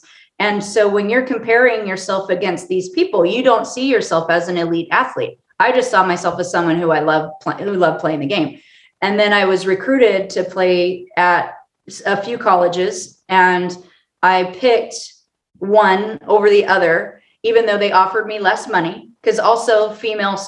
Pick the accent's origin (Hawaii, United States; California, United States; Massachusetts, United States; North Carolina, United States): California, United States; Orange County; moved away as an adult; also born or lived in Colorado; I'm from Orange County, California